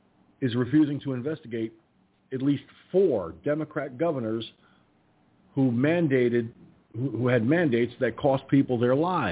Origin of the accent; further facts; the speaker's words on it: Poughkeepsie, New York, United States; No, I'm from New York. And even my own regular voice, which I'm using right now, does not sound like a New York accent.